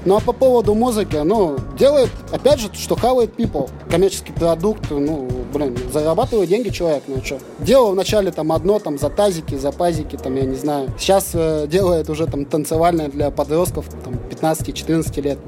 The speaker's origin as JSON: {"language": "Russian", "town": "Novosibirsk", "region": "Novosibirsk Oblast", "country": "Russia", "said": "мы с Пашина"}